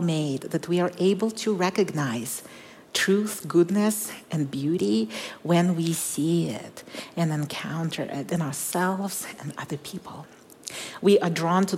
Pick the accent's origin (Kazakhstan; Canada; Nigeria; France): Kazakhstan; moved away; I was born in Kazakhstan when it was still part of the Soviet Union